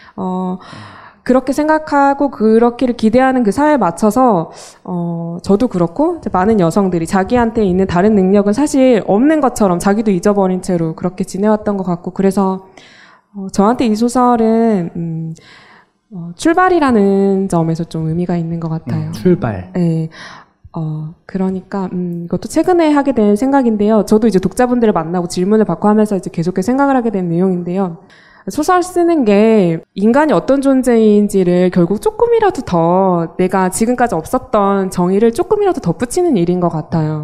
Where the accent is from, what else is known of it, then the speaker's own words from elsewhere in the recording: Mokpo, South Jeolla, South Korea; moved away as an adult; now in Seoul, South Korea; 저는 목포에서 어, 태어나서 고등학교까지 다니고 20살에 서울로 올라왔는데요.